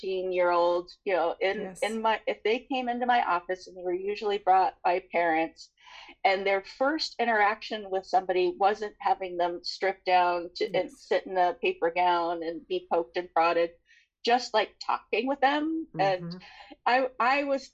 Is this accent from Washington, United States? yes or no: yes; San Juan Island, Washington, United States; moved away; also born or lived in Seattle; I was born in Seattle, but I was raised on San Juan Island